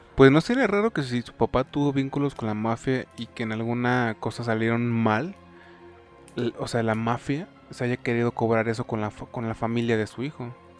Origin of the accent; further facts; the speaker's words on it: Mexico; tú y yo somos de México